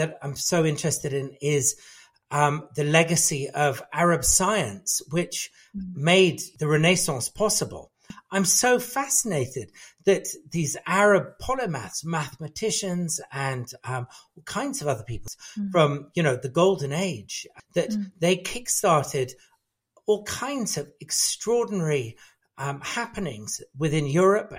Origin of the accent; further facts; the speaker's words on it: England, United Kingdom; I was brought up in England, my ancestral background is, a big mixture of British and Afghan and Parsi